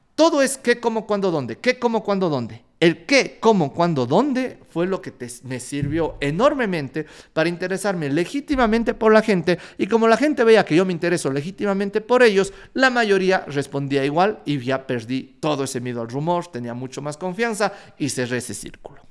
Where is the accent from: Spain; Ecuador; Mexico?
Ecuador; soy un emprendedor ecuatoriano, que le encanta la guata y que quiere cambiar a su país.